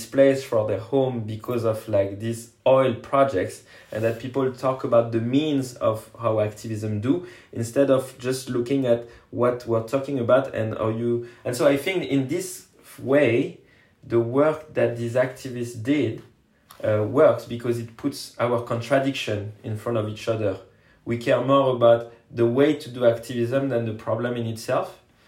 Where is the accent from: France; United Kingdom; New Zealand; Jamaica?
France; And me, I'm just from France, supporting and helping in whatever capacity I can to put pressure on Total.